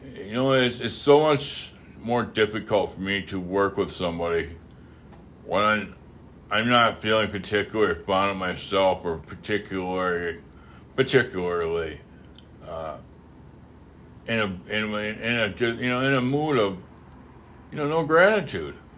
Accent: Wisconsin, United States; I'm from, uh, I'm from Wisconsin, but I'm also French

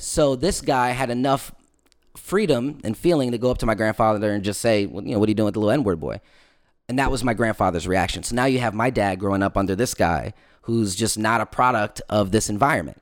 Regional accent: Florida, United States; I'm from Florida

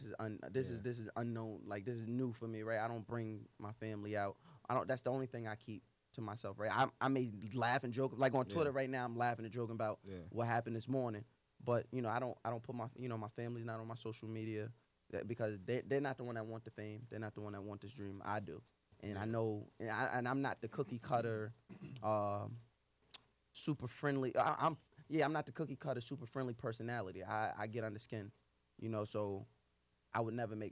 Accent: North Babylon, New York, United States; I'm from Long Island, North Babylon, Suffolk County

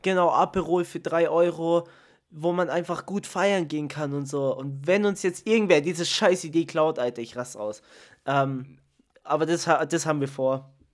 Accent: Italy; ich bin Italiener

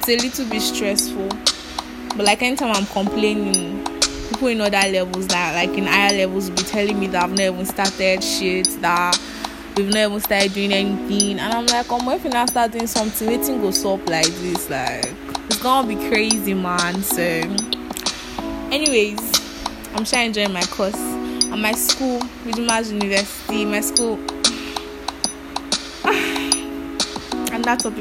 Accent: Ekiti, Nigeria; I'm from Ekiti State.

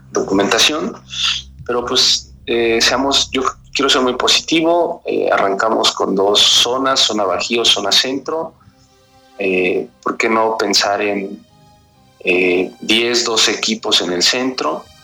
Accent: Mexico; Ahí aclarar que como, buenos mexicanos, este, el 12 de julio a las 10, 11 de la noche me marcan

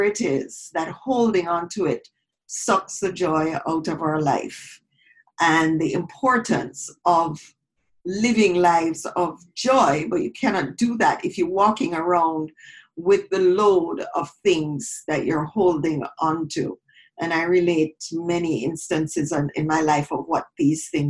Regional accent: Jamaica; moved away as an adult; now in Toronto, Canada; growing up in Jamaica, I grew up in a predominantly

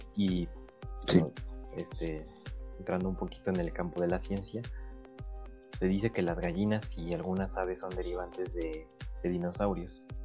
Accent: Mexico; nosotros como mexicanos nacimos en México

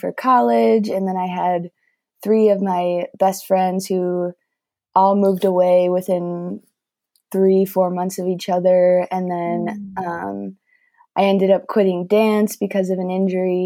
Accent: Wheaton, Illinois, United States; I grew up in Wheaton, Illinois and lived there my whole life

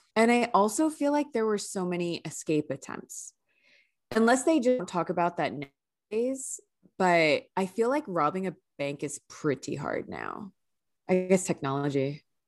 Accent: San Francisco, California, United States; I grew up in the Bay Area, and we always did field trips there for school

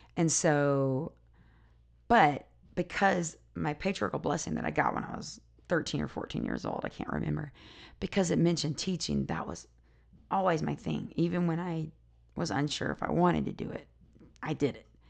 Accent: South Carolina, United States; now in Utah, United States; I live in Utah now, but I grew up in South Carolina.

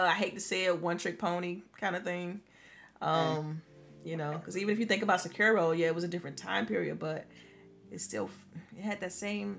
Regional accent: the South, United States; I'm from the South

